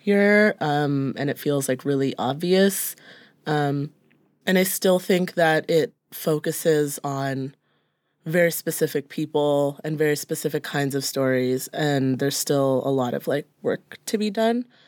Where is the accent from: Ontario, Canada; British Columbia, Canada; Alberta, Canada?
Ontario, Canada; Brampton; now in Toronto, Canada; growing up in Brampton